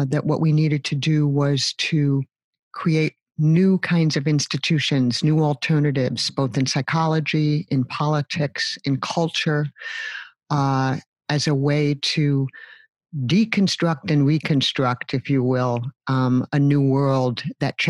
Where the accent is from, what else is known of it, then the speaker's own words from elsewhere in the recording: New York City, New York, United States; I grew up in New York City. I'm born and raised there, remain there